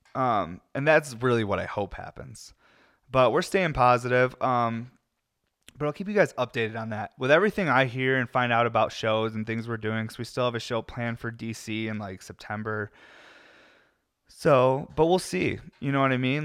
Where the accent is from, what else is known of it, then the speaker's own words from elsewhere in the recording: Syracuse, New York, United States; now in Colorado, United States; I'm from Syracuse, New York, where it's always gray